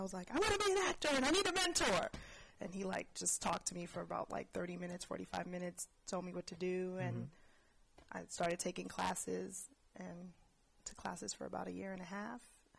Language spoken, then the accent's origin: English; New York City, New York, United States; also born or lived in Brooklyn, New York; now in Bay Area, United States; I grew up in Queens, mm-hmm. Queens Village specifically.